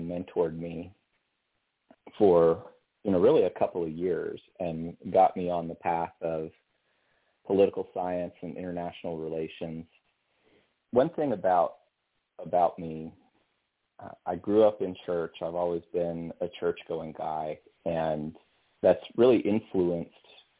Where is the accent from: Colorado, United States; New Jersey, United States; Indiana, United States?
Colorado, United States; moved away as an adult; also born or lived in Pensacola, Florida; I was raised in Colorado, and coming out of high school, I started at a little engineering college called the Colorado School of Mines